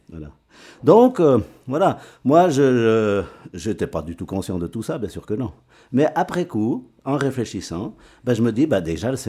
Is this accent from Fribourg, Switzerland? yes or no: yes; Rue, Fribourg, Switzerland; Oui, je suis un enfant de rue.